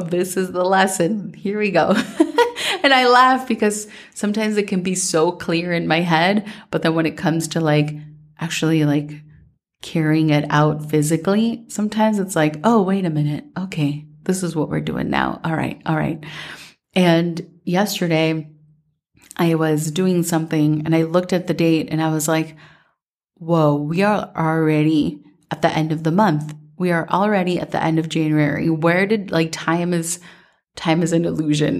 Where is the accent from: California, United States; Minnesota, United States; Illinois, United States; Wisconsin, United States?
Minnesota, United States; growing up in Minnesota